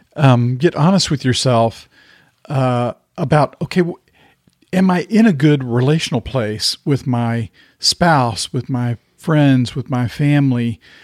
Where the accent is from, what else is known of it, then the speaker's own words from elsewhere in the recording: the South, United States; growing up in the South